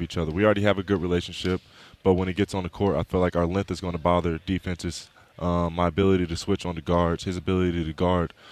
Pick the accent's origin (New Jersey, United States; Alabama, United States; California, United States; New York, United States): California, United States; Long Beach; I'm also from Long Beach